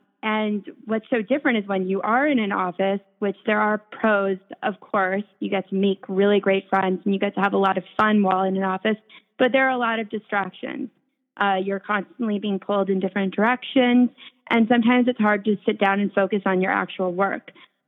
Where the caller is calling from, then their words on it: New York City, New York, United States; I am calling in from the Upper East Side of Manhattan in my apartment where I am avoiding the 95 degree heat outside.